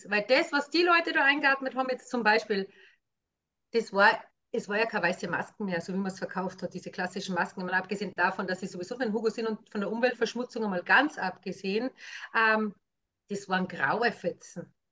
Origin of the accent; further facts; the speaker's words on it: Austria; als Österreicherin {S2} empfinde ich es fast so, dass es in Österreich trotzdem auch so langsam war